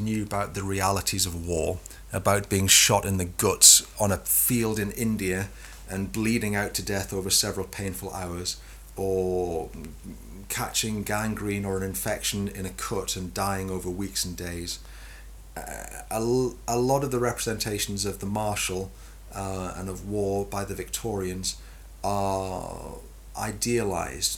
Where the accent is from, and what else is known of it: England, United Kingdom